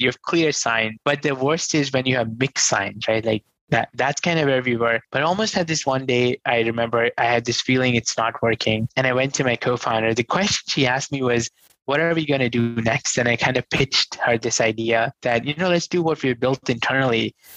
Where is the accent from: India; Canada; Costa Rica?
India; New Delhi, Delhi; I grew up in New Delhi, come from a very humble, poor family